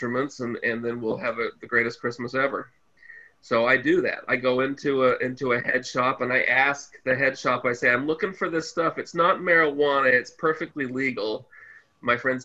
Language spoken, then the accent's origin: English; United States; moved away; I'm an American stand-up comedian